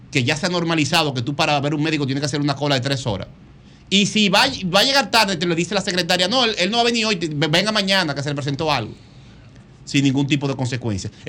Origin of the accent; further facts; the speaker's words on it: Dominican Republic; lo saben cómo somos dominicanos